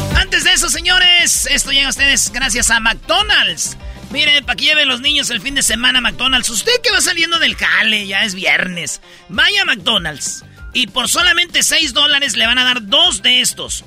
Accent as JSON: {"language": "Spanish", "country": "Mexico", "said": "los mexicanos somos únicos"}